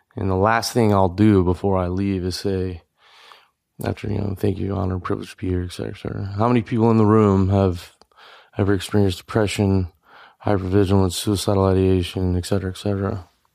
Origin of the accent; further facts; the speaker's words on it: Louisiana, United States; I grew up in Louisiana